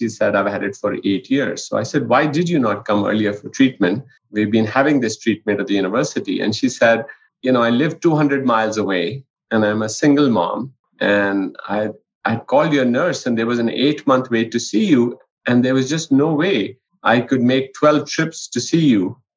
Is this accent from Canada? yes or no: no; India; now in New Mexico, United States; I grew up in India in a household where both my parents were physicians